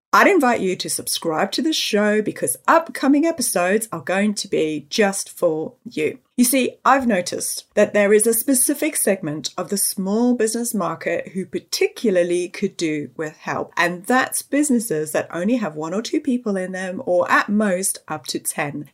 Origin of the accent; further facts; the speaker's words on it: Johannesburg, Gauteng, South Africa; moved away as an adult; now in United Kingdom; I was born and raised in Johannesburg in South Africa